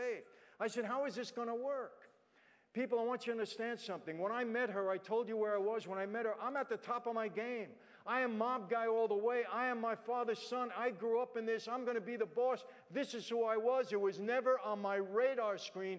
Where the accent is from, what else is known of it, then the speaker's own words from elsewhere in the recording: New York City, New York, United States; moved away as an adult; now in Los Angeles, United States; I'm not from L.A., I'm from Brooklyn.